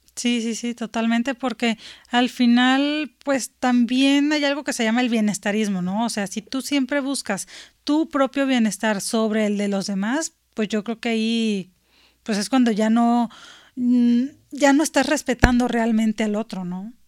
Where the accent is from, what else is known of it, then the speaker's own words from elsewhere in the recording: Sinaloa, Mexico; moved away; yo soy este, de Sinaloa